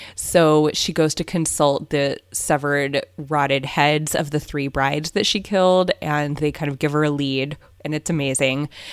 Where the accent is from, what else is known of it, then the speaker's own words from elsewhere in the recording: Southern California, United States; moved away as an adult; now in Berkshires, United States; we're from Southern California